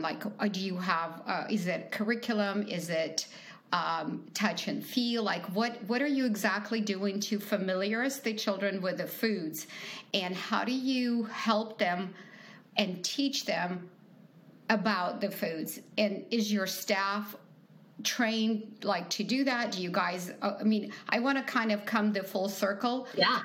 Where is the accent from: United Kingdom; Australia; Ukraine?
Ukraine; moved away; I'm from Ukraine